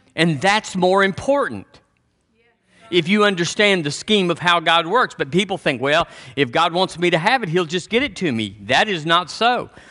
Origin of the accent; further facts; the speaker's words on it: Texas, United States; I'm from Texas